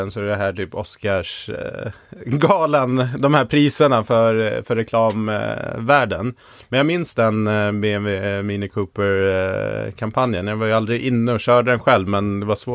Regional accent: Stockholm, Stockholm County, Sweden; jag kommer från Stockholm.

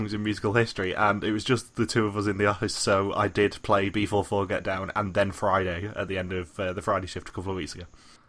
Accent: United Kingdom; I'm not going to expose myself as a Brit on 4th of July

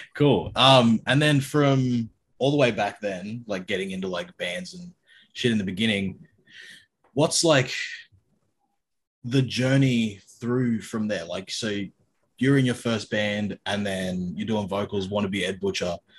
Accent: Sydney, New South Wales, Australia; I grew up in Sydney

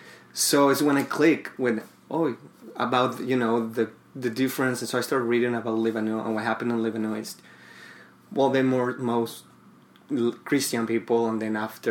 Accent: Mérida, Yucatán, Mexico; English is a second language; I grew up in the south of Mexico in a place called Mérida.

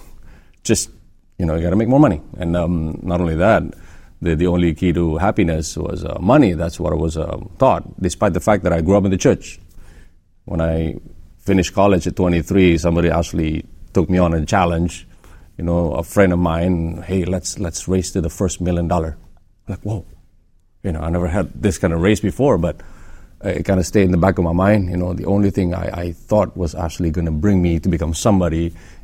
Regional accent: Indonesia; We're from Indonesia. Okay. We live there.

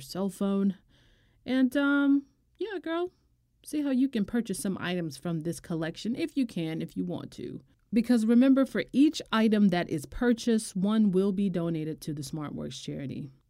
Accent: United States; as an American

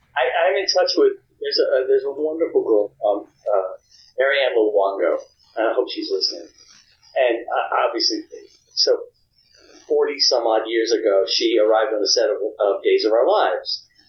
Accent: the South, United States; I think what it is that, you know, I'm from the South. I was a little Southern kid, and it feels like a dream to me.

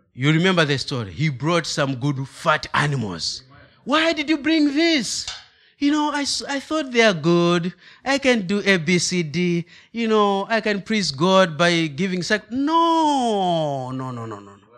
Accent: Malawi; English is a second language; moved away; I'm from Africa, specific Malawi. That is the southern part of Africa.

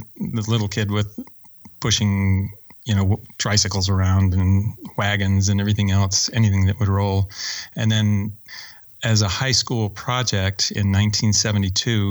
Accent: Oakland, California, United States; also born or lived in Alabama / Orinda, California / Mountain View, California; I grew up very poor in Oakland

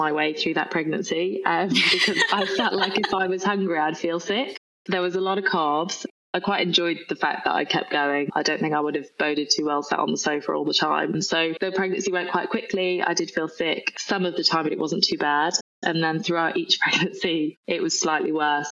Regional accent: Nantwich, North West England, United Kingdom; moved away as an adult; also born or lived in London; I'm actually from Cheshire. It's a place called Nantwich, but nobody's ever really heard of it. I grew up on a dairy farm in the middle of nowhere

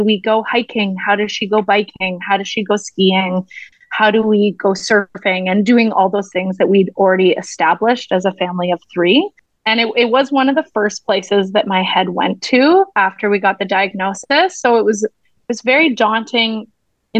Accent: Ontario, Canada; moved away as an adult; now in Vancouver, Canada; I moved to the West Coast, because I'm originally from Ontario. And I moved here

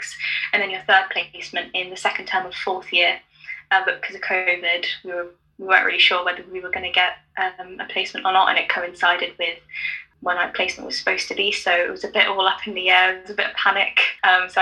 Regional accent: London, United Kingdom; also born or lived in Nottingham; Even though I'm from London, I've spent most of my life in London

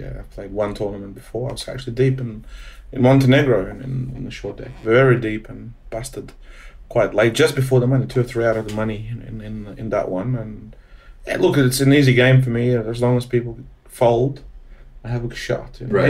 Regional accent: Australia; Since I've been a gambler since a kid, and growing up in Australia since 12 years old, you know, I guess I was addicted to gambling in some form.

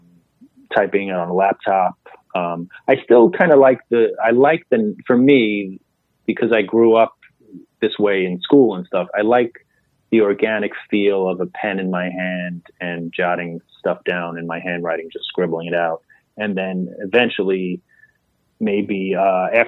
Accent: New York City, New York, United States; growing up in Queens, I was halfway between the Manhattan comedy clubs and the clubs out on Long Island

